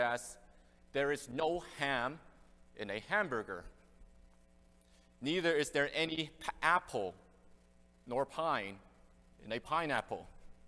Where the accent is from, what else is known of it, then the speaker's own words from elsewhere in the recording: Canada; also born or lived in Hong Kong; I came to Canada when I was very young